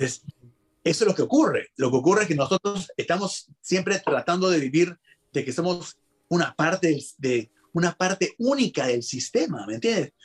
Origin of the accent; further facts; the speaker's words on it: Peru; soy peruano